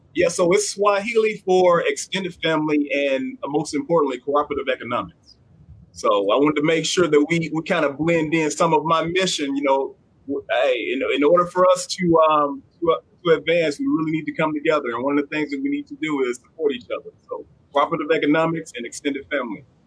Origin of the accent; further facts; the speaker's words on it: Southern Arkansas, United States; I grew up in Southern Arkansas